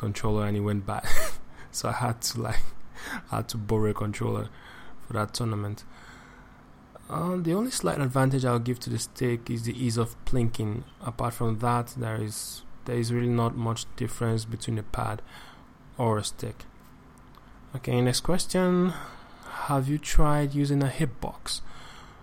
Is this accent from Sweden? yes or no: no; Nigeria; I'm from Nigeria. I live and work in Lagos State